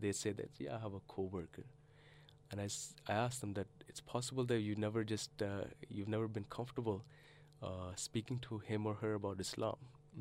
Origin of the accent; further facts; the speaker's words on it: Canada; moved away as an adult; also born or lived in Karachi, Pakistan; now in Australia; I grew up in Canada, and I did my studies in Canada